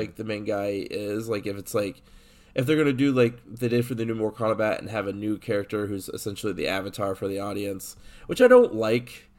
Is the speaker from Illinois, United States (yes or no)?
yes; Illinois, United States; I grew up in Illinois